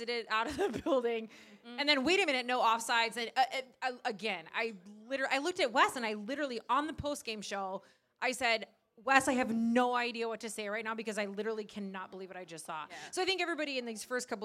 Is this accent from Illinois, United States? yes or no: yes; Chicago, Illinois, United States; now in Minnesota, United States; I grew up in Chicago